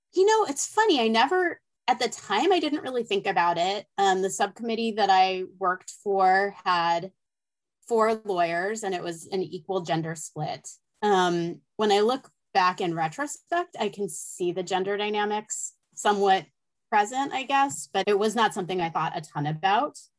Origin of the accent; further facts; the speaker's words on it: Los Angeles, California, United States; I grew up